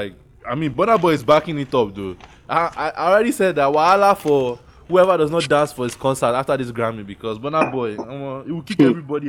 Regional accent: Osun, Nigeria; I'm from Osun State. You know, here.

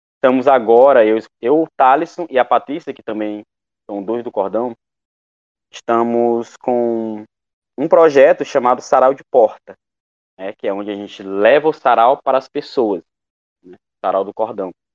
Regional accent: Coroatá, Maranhão, Brazil; also born or lived in Imperatriz; now in Açailândia, Brazil; sou de Coroatá, eu moro em Açailândia, porém eu sou de Coroatá

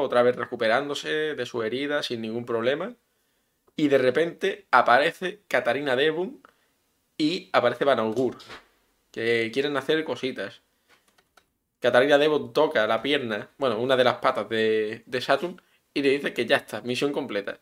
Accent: Spain; de España

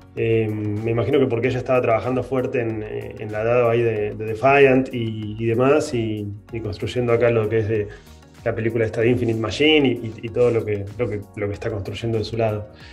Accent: Argentina; tenemos nosotros como argentinos una relación con el dinero particular

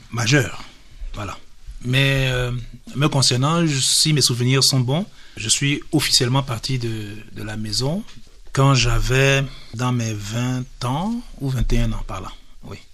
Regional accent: Cameroon; Nous sommes des Africains, nous sommes des Camerounais.

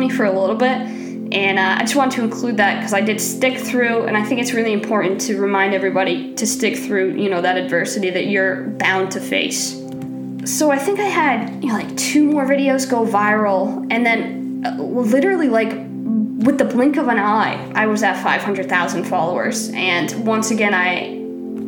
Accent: Maine, United States; I'm from Maine

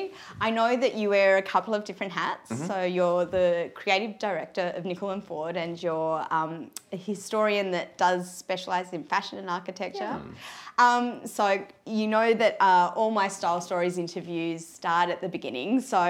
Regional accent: Sydney, New South Wales, Australia; us growing up in Sydney

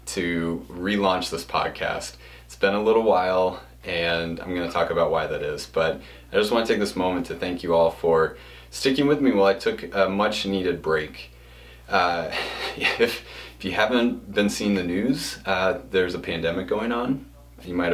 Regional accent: Pennsylvania, United States; I was born in Pennsylvania

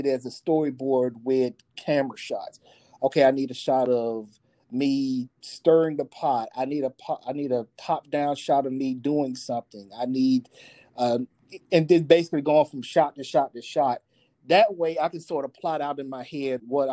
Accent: the South, United States; I'm a Southerner

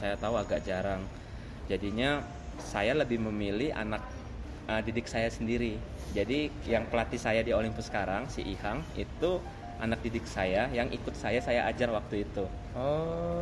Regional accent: Palembang, South Sumatra, Indonesia; Saya berasal dari Palembang

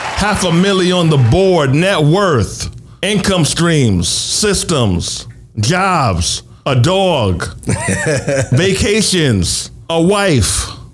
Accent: Westchester, New York, United States; I'm from New York, though. I'm from New York, so close enough. I'm from Westchester.

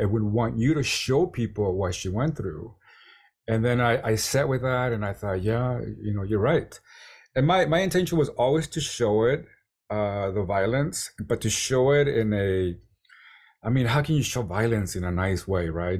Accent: San Diego, California, United States; San Diego, my hometown

